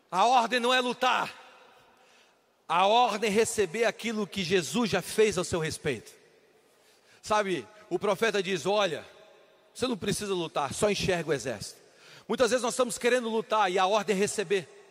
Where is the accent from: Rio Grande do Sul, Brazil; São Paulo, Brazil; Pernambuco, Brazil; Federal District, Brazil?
Federal District, Brazil; Brasília; Eu sou de Brasília